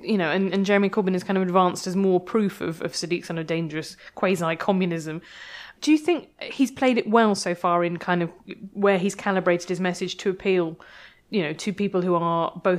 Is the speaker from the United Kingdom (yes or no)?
yes; United Kingdom; which I felt really uncomfortable about being very British